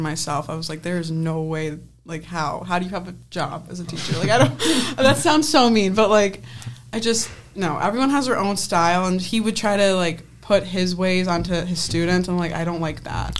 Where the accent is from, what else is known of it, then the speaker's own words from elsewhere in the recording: Penfield, New York, United States; I'm from Penfield, New York